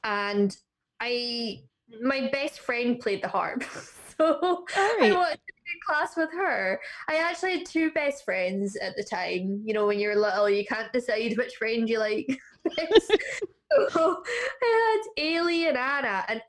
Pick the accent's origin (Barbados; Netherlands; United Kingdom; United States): United Kingdom; Northwest Highlands, Scotland; now in Isle of Man; I'm kind of a Highlander. Oh. So I'm from Northwest.